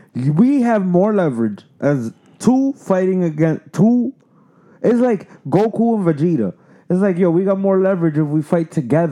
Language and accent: English; United States; I'm American born. And I tell you right now, there's mad times. I'm like the least Dominican. And there's mad time where I'm mad Dominican. Like mad Dominican.